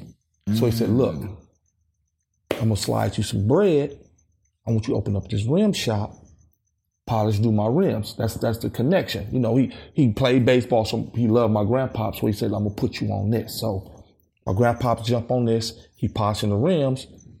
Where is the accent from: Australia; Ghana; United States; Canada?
United States; Los Angeles, California; So I grew up in Watts. My grandmom had the house there where my mom lived, and then my dad lived in the projects, Nixon Gardens. So I'm an only child.